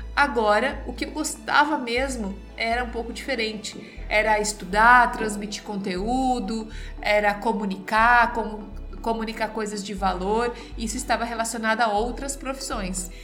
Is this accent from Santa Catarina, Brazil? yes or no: yes; Santa Catarina, Brazil; eu sou da região de Santa Catarina